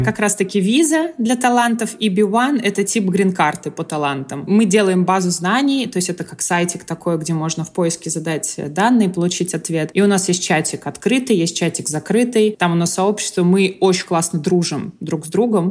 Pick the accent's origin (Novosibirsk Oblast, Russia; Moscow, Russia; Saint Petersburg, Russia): Moscow, Russia; moved away as an adult; now in Florida, United States; я и сама из Москвы